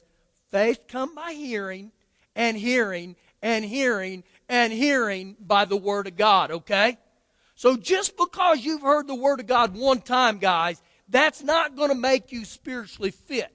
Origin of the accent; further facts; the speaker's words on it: United States; as an American